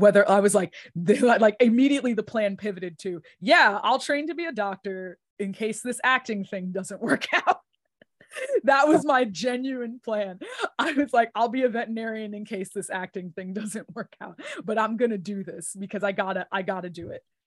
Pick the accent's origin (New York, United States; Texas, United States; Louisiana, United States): New York, United States; I'm born and raised in New York